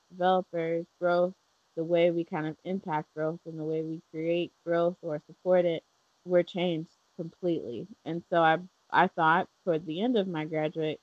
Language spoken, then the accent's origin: English; Charlotte, North Carolina, United States; I grew up in Charlotte, so I did not grow up in a place that had farms